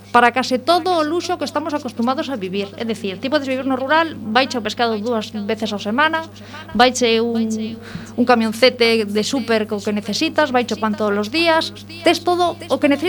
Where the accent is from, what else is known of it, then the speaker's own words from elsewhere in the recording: A Coruña, Galicia, Spain; also born or lived in Lugo; son, son da Coruña